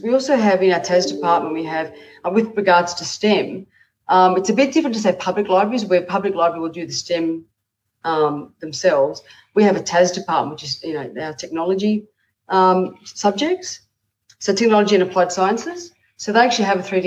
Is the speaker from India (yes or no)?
no; Australia; being an Australian